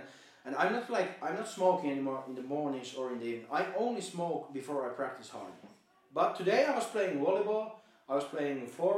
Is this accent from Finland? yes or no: yes; Finland; English is a second language; now in Norway; I'm just from Finland.